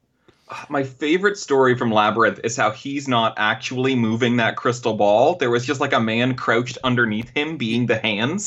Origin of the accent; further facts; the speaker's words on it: Canada; accent: Canadian; my Canadian accent